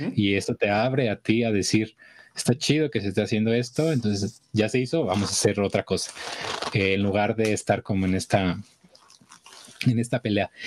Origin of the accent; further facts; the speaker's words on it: Michoacán, Mexico; yo por ejemplo de acá en Michoacán